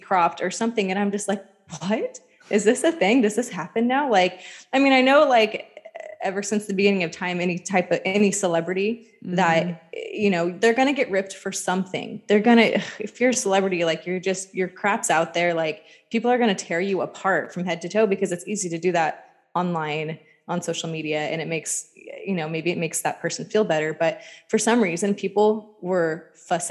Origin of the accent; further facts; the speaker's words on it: Sacramento, California, United States; I'm from Sacramento